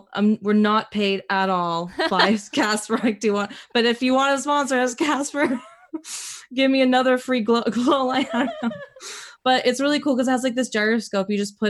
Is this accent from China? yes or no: no; Dominican Republic; now in United States; I immigrated from Dominican Republic, and mm-hmm, really just in the States, it's me, my parents, my sister.